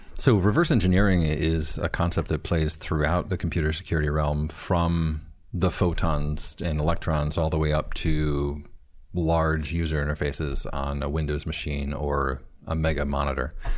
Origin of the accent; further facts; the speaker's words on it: Flint, Michigan, United States; I'm from Flint.